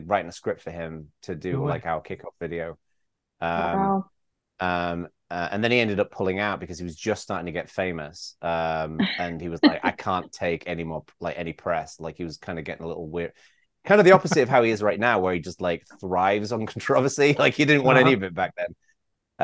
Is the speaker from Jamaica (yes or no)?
no; England, United Kingdom; also born or lived in Bay Area, California; now in California, United States; when I was growing up in England